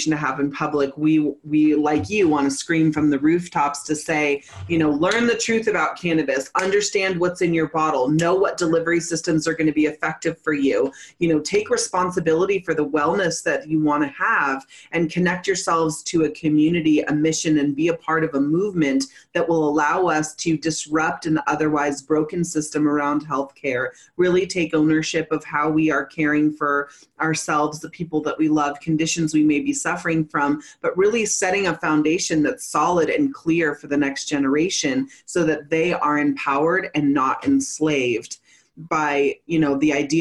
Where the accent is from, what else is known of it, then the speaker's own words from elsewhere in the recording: Humboldt Hills, California, United States; moved away; also born or lived in Colorado; I grew up in the Humboldt Hills.